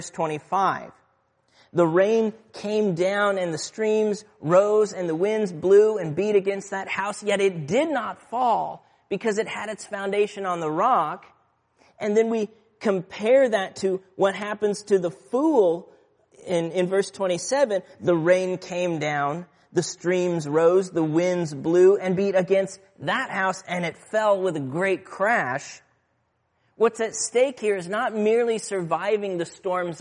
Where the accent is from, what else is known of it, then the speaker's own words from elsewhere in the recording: Aurora, Midwest, United States; moved away; Where I grew up in the Midwest, tornado warnings were a relatively common occurrence. In my hometown of Aurora